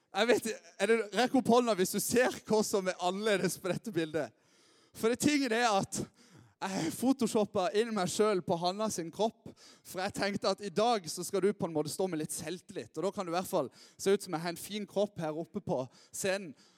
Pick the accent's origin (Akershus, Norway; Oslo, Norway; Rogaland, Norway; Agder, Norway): Agder, Norway; Lyngdal; now in Lista, Norway; jeg er oppvokst her i Lyngdal